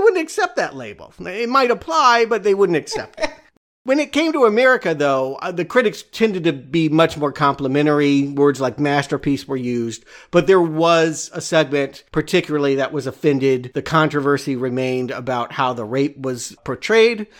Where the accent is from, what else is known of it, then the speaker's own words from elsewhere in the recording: United States; I'm an American.